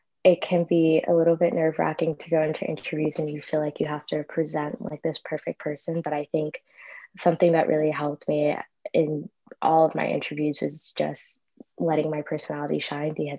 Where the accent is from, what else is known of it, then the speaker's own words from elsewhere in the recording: New York City, New York, United States; I'm from Astoria, Queens, the best borough